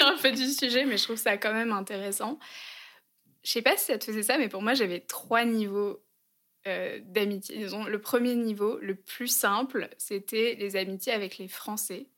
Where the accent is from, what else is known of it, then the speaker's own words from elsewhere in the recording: France; also born or lived in Germany; je me suis rendu compte que j'étais française en Allemagne